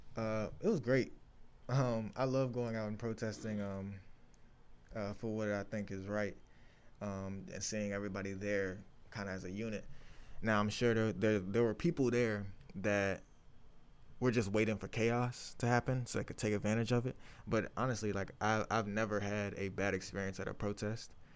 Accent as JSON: {"language": "English", "town": "Chesterfield", "region": "Virginia", "country": "United States", "said": "I'm from Chesterfield, Virginia"}